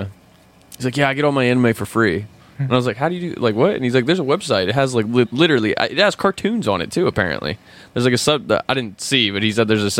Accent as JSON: {"language": "English", "country": "United States", "said": "I think we just call them cartoons because we're American"}